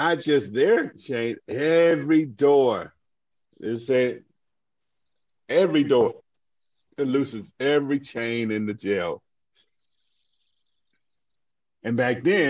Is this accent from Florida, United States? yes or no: no; Augusta, Georgia, United States; I grew up in Augusta, Georgia